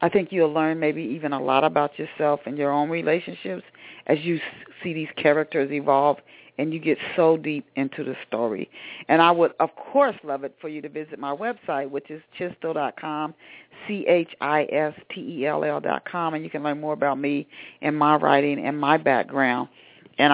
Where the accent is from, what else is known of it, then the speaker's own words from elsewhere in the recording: Dayton, Ohio, United States; my hometown of Dayton